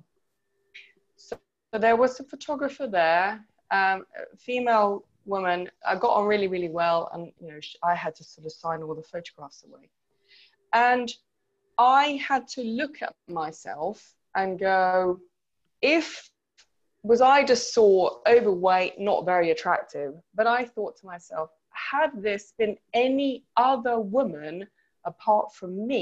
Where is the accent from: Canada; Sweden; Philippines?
Sweden; moved away; I grew up in Sweden